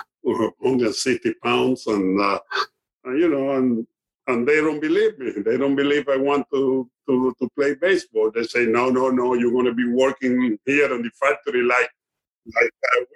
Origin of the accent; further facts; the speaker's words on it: Cuba; moved away; I even play in my hometown with the other team, with the Cuban Sugar King, and play my home factory team.